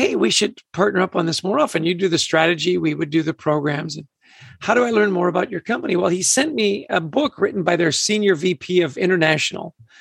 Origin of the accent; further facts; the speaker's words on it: Vancouver, British Columbia, Canada; also born or lived in Edmonton, Alberta; I grew up in Canada. I was born in Edmonton, grew up in Vancouver.